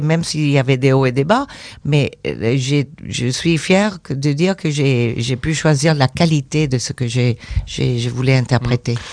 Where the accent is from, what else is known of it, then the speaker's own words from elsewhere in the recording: United States; moved away; also born or lived in Mexico; je suis américaine